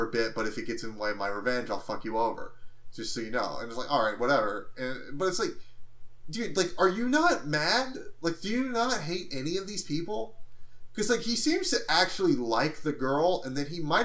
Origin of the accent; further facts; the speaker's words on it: United States; I'm an American